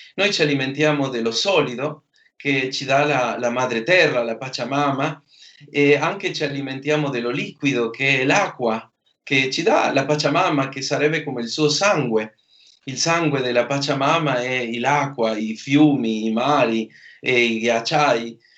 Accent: Argentina; moved away

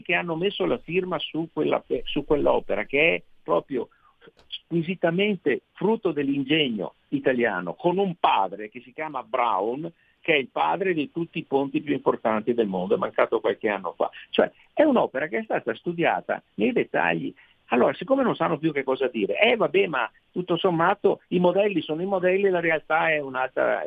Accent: Veneto, Italy; accent: Venetian; nel mio Veneto, eh, come si sente dal mio accento che non tradisco e anzi amo

